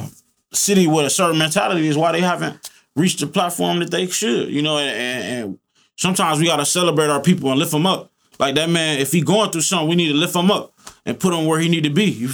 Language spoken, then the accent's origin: English; Toledo, Ohio, United States; I'm from Toledo